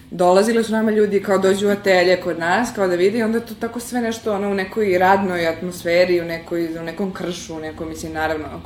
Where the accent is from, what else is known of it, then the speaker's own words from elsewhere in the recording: Serbia; iz, iz Srbije smo prošli samo ja i moj profesor Velimir Ukićević.